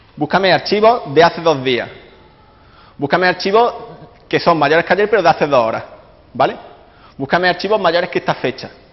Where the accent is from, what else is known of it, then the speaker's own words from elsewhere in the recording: Córdoba, Andalusia, Spain; now in London, United Kingdom; vengo de Córdoba, eh, actualmente resido en Londres